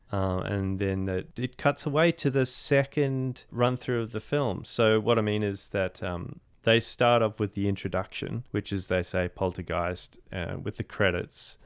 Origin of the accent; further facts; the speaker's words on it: Australia; as an Australian